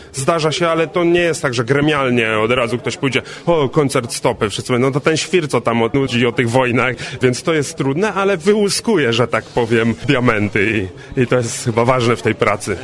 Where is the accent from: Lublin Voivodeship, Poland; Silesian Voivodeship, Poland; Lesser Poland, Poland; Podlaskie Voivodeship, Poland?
Silesian Voivodeship, Poland; Częstochowa; jestem z Częstochowy